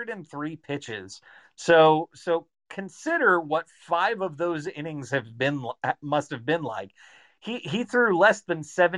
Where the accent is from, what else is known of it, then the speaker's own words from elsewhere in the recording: Chattanooga, Tennessee, United States; I grew up in Chattanooga.